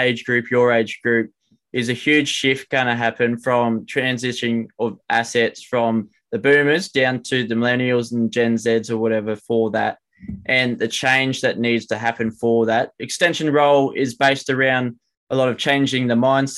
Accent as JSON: {"language": "English", "region": "New South Wales", "country": "Australia", "said": "we're from New South Wales and we don't have too many cows ourselves"}